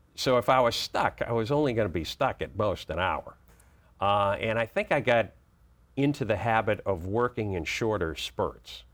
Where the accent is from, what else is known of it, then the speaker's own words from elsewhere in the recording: Boston, Massachusetts, United States; moved away as an adult; now in Washington, D.C., United States; I grew up in Boston, and so I was a huge Red Sox fan for years and Celtics fan